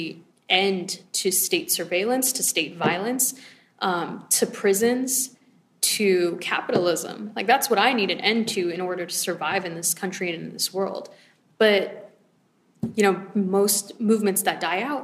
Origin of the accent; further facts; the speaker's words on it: Los Angeles, California, United States; I'm from Los Angeles